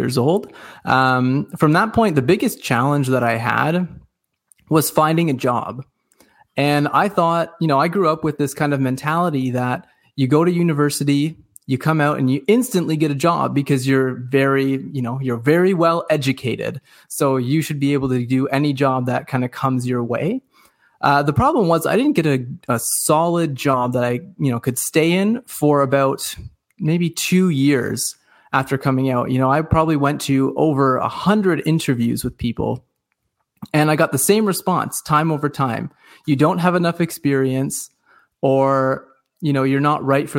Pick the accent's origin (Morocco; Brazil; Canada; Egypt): Canada; Dundas, Ontario; also born or lived in Cambridge, Ontario; I live in a small town called Dundas. It's part of a bigger community called Hamilton, and it's about 40 minutes away from Toronto. So for those of you who are listening, you probably know where Toronto is, but you probably wouldn't know where Dundas is. It's just a small little valley town. Born and raised here